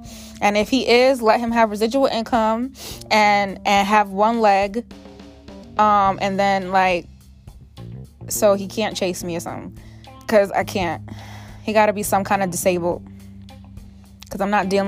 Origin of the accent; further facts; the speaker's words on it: Beverly Hills, California, United States; You guys, I am from Beverly Hills. Let me stop acting like I can relate to hood stuff.